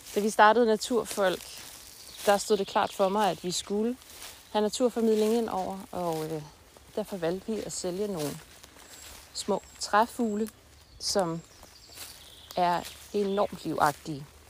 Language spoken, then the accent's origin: Danish; Denmark